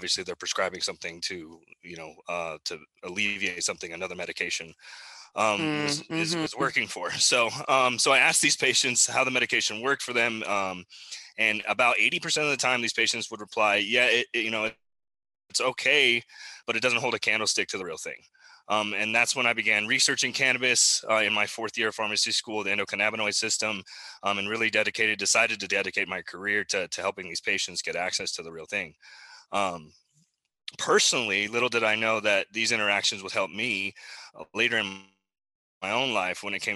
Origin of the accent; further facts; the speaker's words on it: Arizona, United States; also born or lived in Albuquerque, New Mexico / Show Low, Arizona / Tucson, Arizona; I was born in Albuquerque, New Mexico, which is actually where I currently am launching our new tincture SKU, believe it or not. But I grew up mostly in Arizona